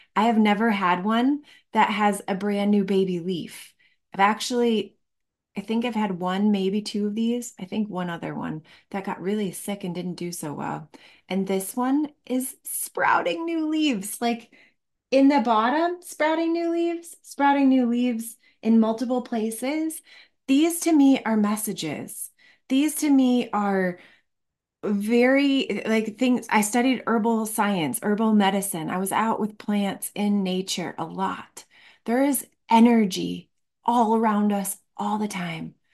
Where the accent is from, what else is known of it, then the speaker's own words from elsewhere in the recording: Michigan, United States; now in Colorado, United States; I live in Colorado. I grew up in Michigan